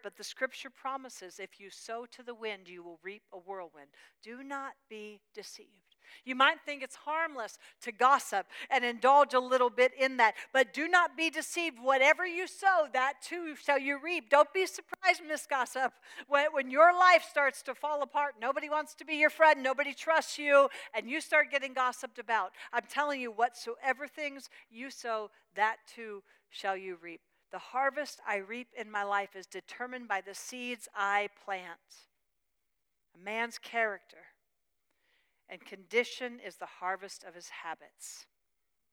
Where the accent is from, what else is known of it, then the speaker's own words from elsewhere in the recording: Pennsylvania, United States; I was raised in, born and raised in Pennsylvania, in Amish country